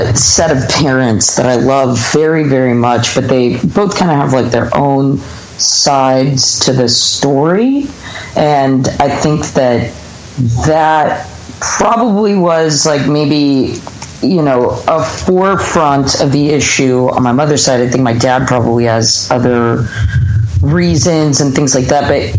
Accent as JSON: {"language": "English", "town": "Los Angeles", "region": "California", "country": "United States", "tie": "born or raised there", "also_born_or_lived": "Hawaii / Salt Lake City", "said": "I was born in Los Angeles, lived here until I was about 7, and then that's like around 92"}